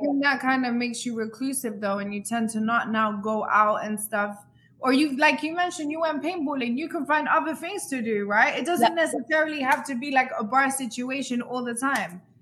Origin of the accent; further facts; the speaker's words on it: London, United Kingdom; I grew up in London